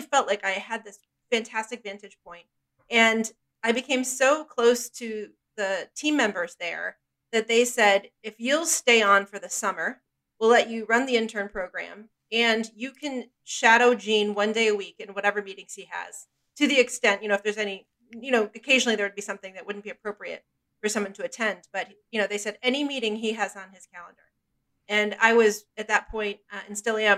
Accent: near Binghamton, New York, United States; I grew up in a very small little town outside of Binghamton, New York

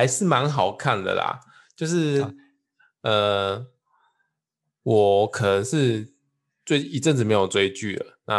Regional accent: Changhua County, Taiwan; 哎，彰彰化，我老家也没有小北

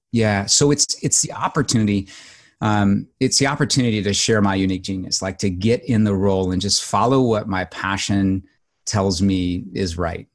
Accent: Southern Illinois, United States; I grew up in Southern Illinois on a dairy farm

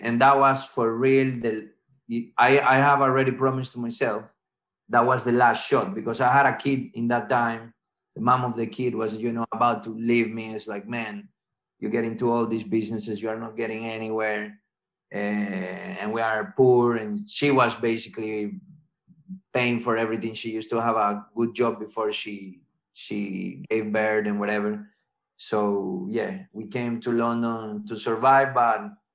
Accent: Ecuador; English is a second language; moved away as an adult; also born or lived in Italy / France / Barcelona, Spain; I was born in Ecuador. I South America. I moved with my parents to Italy for a few years. Then I came back. They were doing university in Italy. Then I came back to live to Ecuador. I lived there until let's say 20 years old

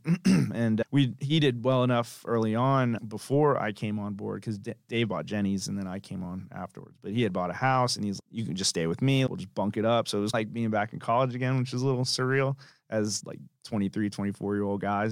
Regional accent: Tampa, Florida, United States; moved away as an adult; also born or lived in Tallahassee, Florida; I'm from Tampa, Florida originally

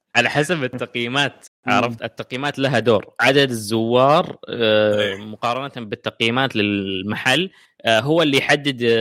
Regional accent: Saudi Arabia; عندنا في السعوديه

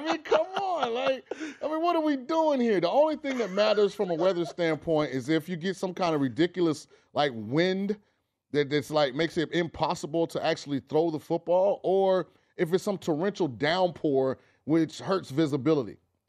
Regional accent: Florida, United States; I'm from Florida.

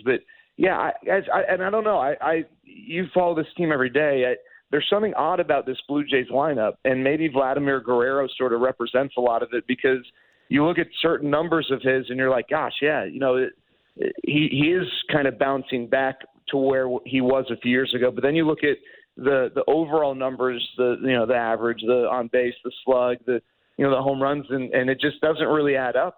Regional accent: Dallas, Texas, United States; I live in Dallas. I grew up in Dallas.

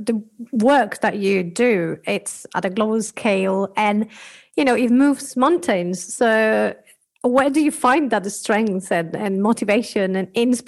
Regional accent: Spain; accent: Spanish; moved away; Like I, for example, come from Spanish background, which you can hear in my accent.

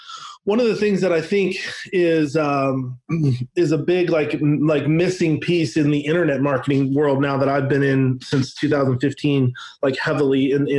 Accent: Northwest, United States; Yeah, but like I grew up in the Northwest, so I grew up like literally watching the Bill Gates story unfold.

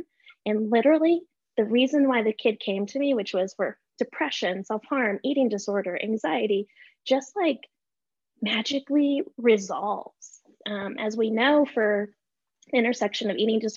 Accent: El Paso, Texas, United States; I grew up in El Paso, Texas.

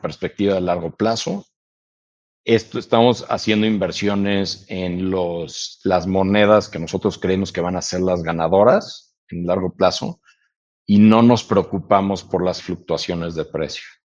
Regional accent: Mexico; also born or lived in United States; todos nosotros como mexicanos

